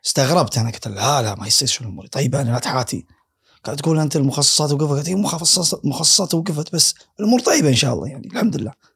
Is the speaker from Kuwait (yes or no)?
yes; Kuwait; انا من الكويت